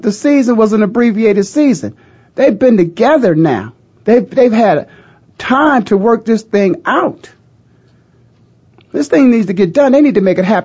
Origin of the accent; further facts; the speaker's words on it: Canton, Ohio, United States; The Hall of Fame city, my hometown